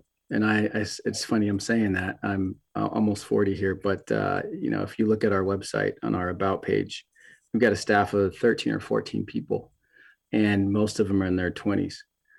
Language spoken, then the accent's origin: English; Tacoma, Washington, United States; I was raised by a Black Panther. I'm from Tacoma. That's where I was born, on Hilltop during the 80s and 90s.